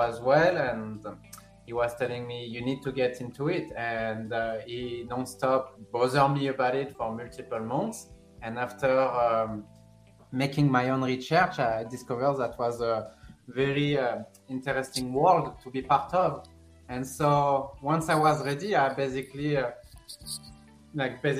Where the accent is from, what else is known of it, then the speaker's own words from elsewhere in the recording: Sanary-sur-Mer, Provence-Alpes-Côte d'Azur, France; English is a second language; moved away as an adult; now in United States; I'm from France. I was born and raised in France, in south of France, nearby Marseille, a small city called Sanary-sur-Mer.